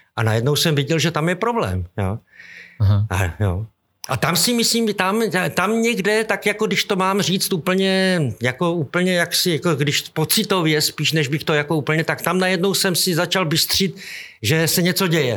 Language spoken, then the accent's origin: Czech; Šumperk, Olomouc Region, Czechia; moved away; A my všichni jako vlastně jsme byli ze Šumperku.